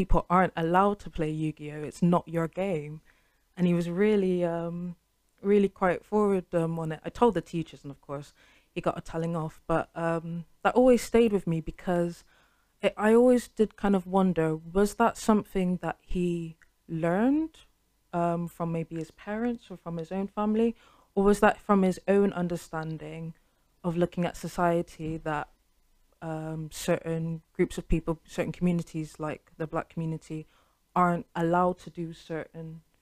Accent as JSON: {"language": "English", "country": "United Kingdom", "tie": "born or raised there", "said": "I was born here, I've paid my taxes, I've been brought up in the education system, I've been brought up in British culture."}